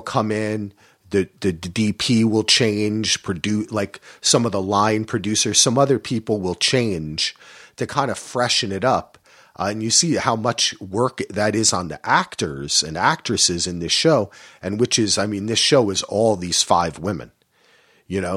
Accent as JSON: {"language": "English", "region": "New Jersey", "country": "United States", "tie": "born or raised there", "said": "I grew up in New Jersey"}